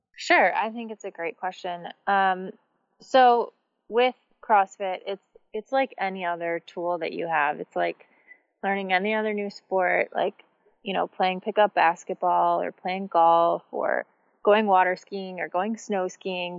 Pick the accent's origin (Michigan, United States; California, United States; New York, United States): Michigan, United States; I grew up in Michigan and I grew up doing gymnastics